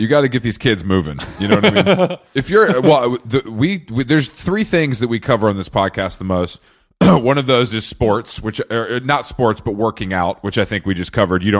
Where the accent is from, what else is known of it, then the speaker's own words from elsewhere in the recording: Atlanta, Georgia, United States; moved away as an adult; also born or lived in New York, United States; now in Los Angeles, United States; I grew up in Atlanta, and we had a station there called WRAS 88.5.